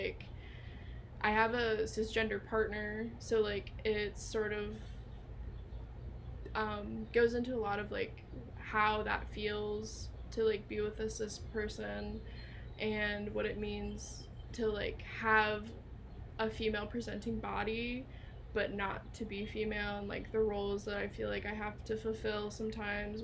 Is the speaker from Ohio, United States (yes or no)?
yes; Cincinnati, Ohio, United States; also born or lived in Lima, Ohio; I do love Cincinnati. It's been my home for, like, most of my life.